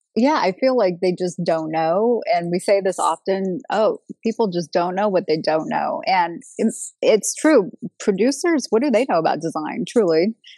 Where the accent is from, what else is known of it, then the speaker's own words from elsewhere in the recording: Los Angeles, California, United States; also born or lived in Long Beach; both Ron and I are natives to Los Angeles. I was originally born in Long Beach